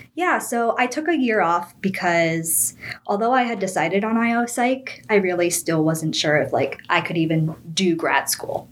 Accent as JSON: {"language": "English", "town": "Boca Raton", "region": "Florida", "country": "United States", "tie": "born or raised there", "also_born_or_lived": "Miami", "moved": "as an adult", "lives_now": "Melbourne, United States", "said": "I grew up in Boca Raton, Florida"}